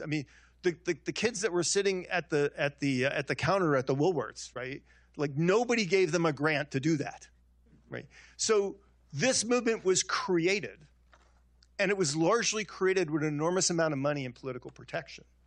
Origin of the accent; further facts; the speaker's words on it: Long Island, New York, United States; I'm a Italian kid. I grew up in Long Island